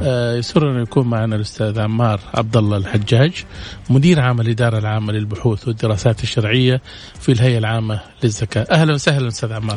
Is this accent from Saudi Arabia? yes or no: yes; Saudi Arabia; عندنا في السعودية